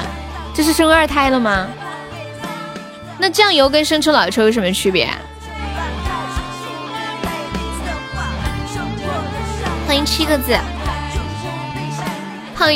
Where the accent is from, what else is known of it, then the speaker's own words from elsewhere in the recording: Sichuan, China; accent: Sichuanese; 我是四川的，他们喊我用四川话直播